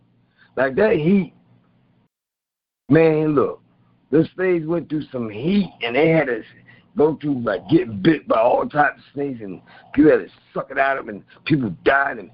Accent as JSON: {"language": "English", "town": "Philadelphia", "region": "Pennsylvania", "country": "United States", "also_born_or_lived": "Ocean City, Maryland", "said": "I'm from Philly"}